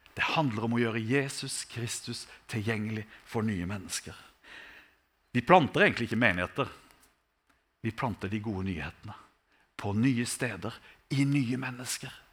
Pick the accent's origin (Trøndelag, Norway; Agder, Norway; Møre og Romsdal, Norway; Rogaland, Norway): Agder, Norway; Sogne, between Risør and Tvedestrand, old Aust-; Jeg kommer jo fra Sogne, da, mellom Riise og Tvedestrand, så veldig glad i gamle Aust-Agder